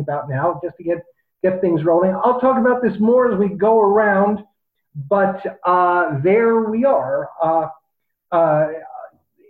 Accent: New York, United States; moved away; also born or lived in Chicago; I'm originally from New York, lived in Chicago a long time

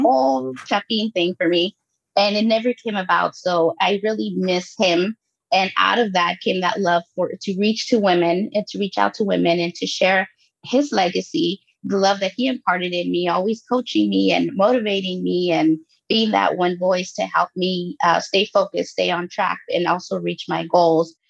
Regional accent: Los Angeles, California, United States; also born or lived in Guatemala; I was born in Guatemala and I was raised there until I was eight years old and grew up in Los Angeles

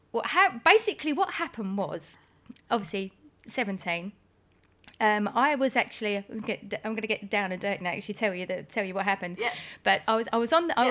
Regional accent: Essex, East of England, United Kingdom; also born or lived in Greenwich, London; I moved to Essex uh, when I was very young. I've oh, got. I have only been a, yeah, I think I was about four when I moved to Essex.

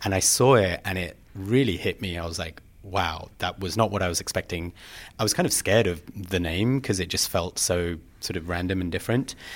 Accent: London, United Kingdom; moved away as an adult; also born or lived in Plumstead / Woolwich / Vancouver; I grew up in London, Southeast London

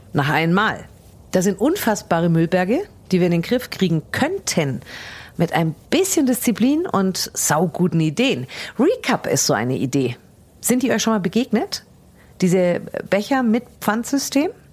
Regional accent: Germany; wir Deutsche

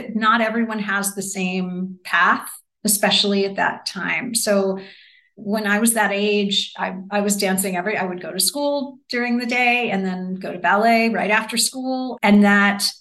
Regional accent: New Jersey, United States; now in Chicago, United States; I'm from New Jersey

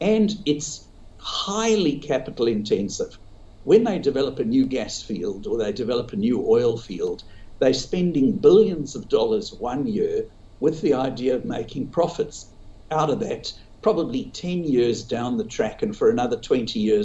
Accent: South Africa; moved away as an adult; now in Australia; I grew up in South Africa, started all my investing in South Africa

